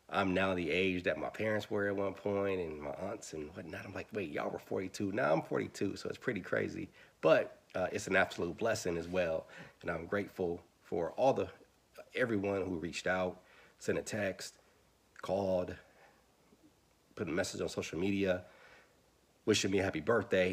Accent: Milwaukee, Wisconsin, United States; I'm from Milwaukee, Wisconsin, born and raised

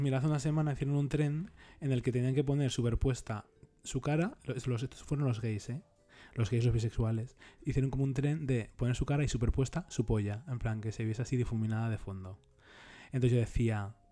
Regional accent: Leganés, Community of Madrid, Spain; yo soy de Leganés

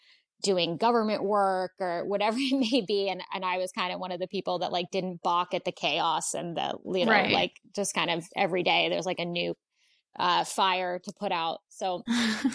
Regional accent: Pennsylvania, United States; also born or lived in New York / Maryland; now in Washington, D.C., United States; I'm actually originally from Pennsylvania

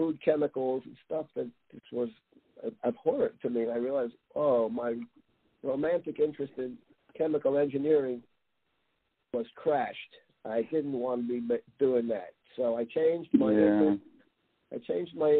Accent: southern New Jersey, United States; also born or lived in Bronx, New York; we moved from the Bronx to southern New Jersey when I was less than a year

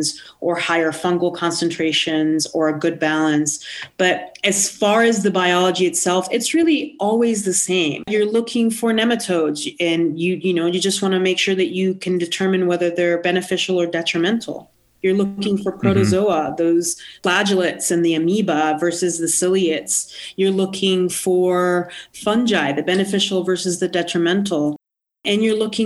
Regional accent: Puerto Rico; now in New Mexico, United States; I'm not from New Mexico. I'm from the Caribbean. I'm from Puerto Rico.

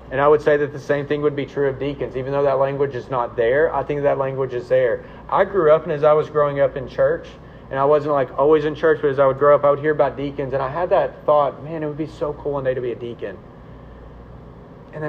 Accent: the South, United States; I'm a Southerner

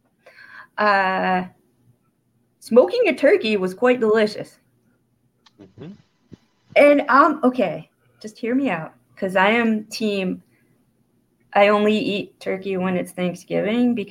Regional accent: Florida, United States; now in Cleveland, United States; I came from Florida

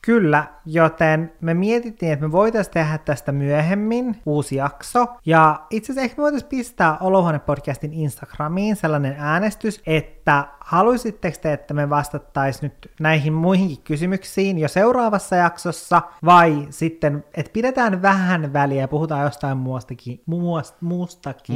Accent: Kemijärvi, Lapland, Finland; mun lapsuuteen, niin Kemijärvellä meillä oli silleen semmoinen kasvimaa

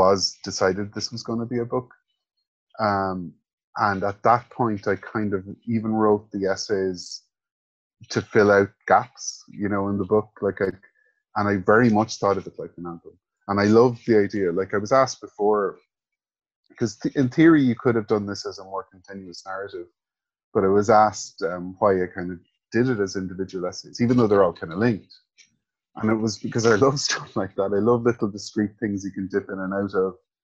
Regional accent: Kildare, Leinster, Ireland; also born or lived in Cork; We moved from Cork, which I, as a kid, when I was around 6 or 7, to Kildare

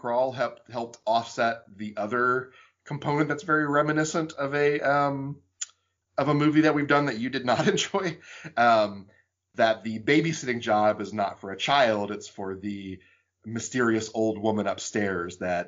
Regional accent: the South, United States; I grew up in the South

